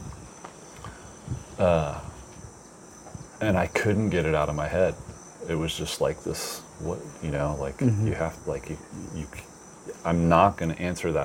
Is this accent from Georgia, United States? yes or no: no; South Texas, United States; growing up in South Texas, where I went to elementary and junior high school